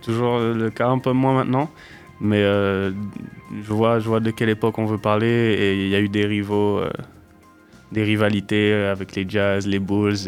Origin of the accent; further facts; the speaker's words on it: Martinique; also born or lived in Utah, United States; now in Poitiers, France; je suis né et j'ai grandi en Martinique